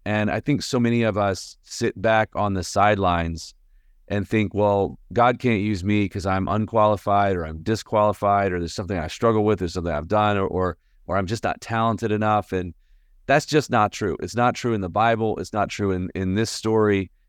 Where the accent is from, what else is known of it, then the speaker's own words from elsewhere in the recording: Birmingham, Alabama, United States; now in Nashville, United States; I live in Nashville, Tennessee. Um, I was born and raised in Birmingham, Alabama